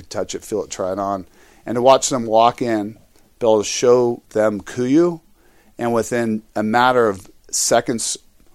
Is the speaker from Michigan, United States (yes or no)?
no; California, United States; I come from California